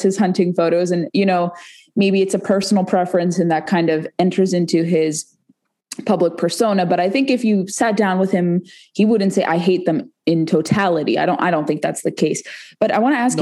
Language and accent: English; West Coast, United States; now in Virginia, United States; I'm from the West Coast too